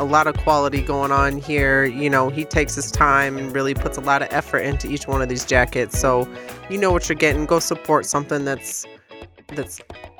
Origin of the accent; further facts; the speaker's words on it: West Michigan, United States; Apparently, I'm from West Michigan.